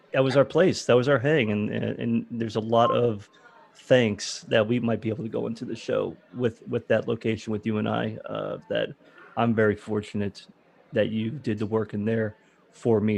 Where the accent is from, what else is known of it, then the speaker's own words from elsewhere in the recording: Florida, United States; I'm from Florida originally